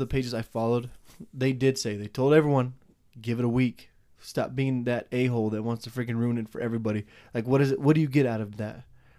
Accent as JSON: {"language": "English", "country": "United States", "said": "we're American."}